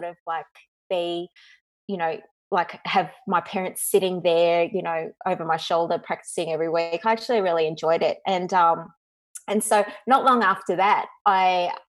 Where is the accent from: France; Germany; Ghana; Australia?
Australia; Dandenong, Victoria; I'm a Dandenong chick, so as my husband would call me, a bit of a rat bag. So I come from the Dandenong